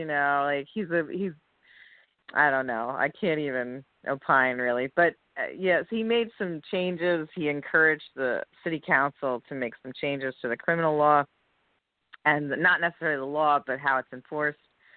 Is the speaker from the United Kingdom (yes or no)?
no; New Jersey, United States; moved away as an adult; also born or lived in New York City; now in New York, United States; I grew up in Jersey, came to the city at 18 to go to school